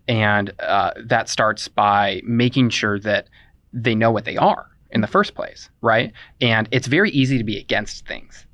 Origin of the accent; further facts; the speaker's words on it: Indiana, United States; I'm from Indiana, but I don't call myself a Hoosier